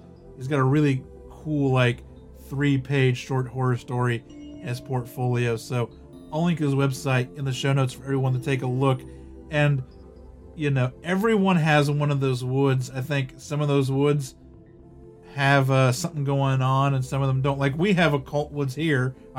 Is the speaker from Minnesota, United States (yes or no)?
no; Utah, United States; Kay's Cross is the stuff of legend where I grew up in Davis County.